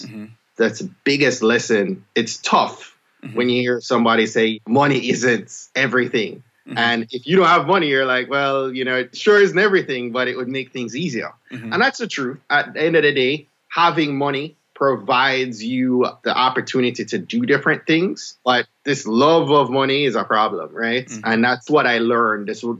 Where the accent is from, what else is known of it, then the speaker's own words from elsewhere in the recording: Jamaica; now in Maryland, United States; I'm a Jamaican